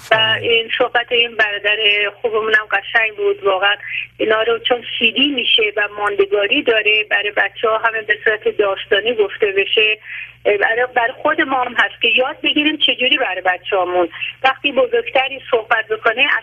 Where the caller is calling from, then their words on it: Tehran, Tehran Province, Iran; من از تهران هستم